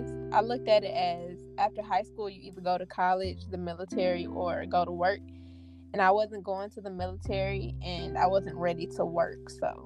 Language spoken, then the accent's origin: English; East Point, Georgia, United States; I am 21 from East Point, Georgia, and I went to Tri-Cities High School in East Point.